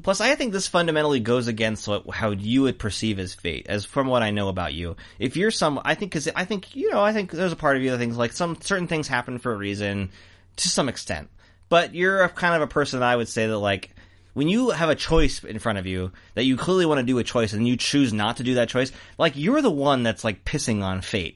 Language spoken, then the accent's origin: English; United States; I'm American